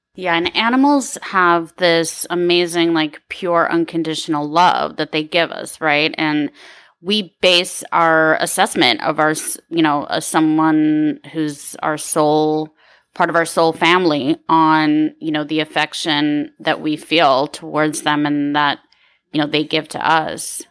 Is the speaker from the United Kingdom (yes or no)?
no; Ukraine; now in California, United States; I was born in the Ukraine